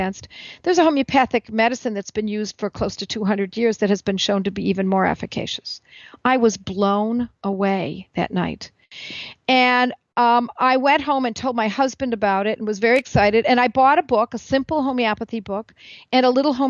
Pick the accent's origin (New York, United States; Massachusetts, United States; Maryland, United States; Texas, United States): New York, United States; Buffalo; my hometown of Buffalo, New York